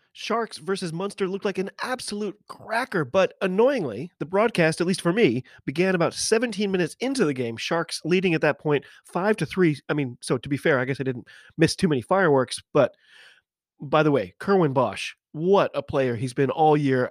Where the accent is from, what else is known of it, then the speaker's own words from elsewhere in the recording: United States; I'm an American rugby fan